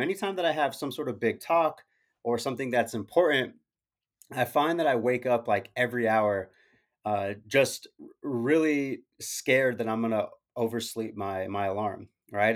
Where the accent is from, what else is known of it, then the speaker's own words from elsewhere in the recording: Arizona, United States; I'm from Arizona